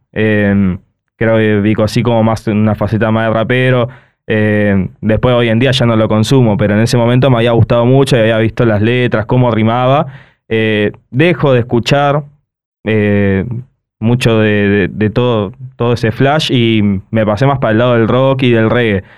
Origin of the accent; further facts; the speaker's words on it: El Palomar, Buenos Aires Province, Argentina; yo soy Palomar, o sea, y, y vivo eso.